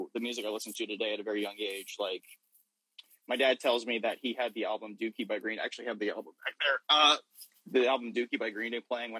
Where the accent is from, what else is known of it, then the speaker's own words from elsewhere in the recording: Sparta, Tennessee, United States; I'm from a small town in Tennessee. No one's here. It's called Sparta